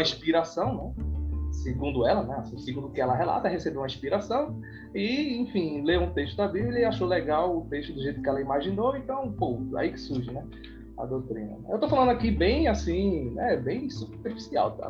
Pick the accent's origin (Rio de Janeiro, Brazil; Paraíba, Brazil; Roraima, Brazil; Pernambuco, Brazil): Pernambuco, Brazil; Peixinhos; eu cresci em Peixinho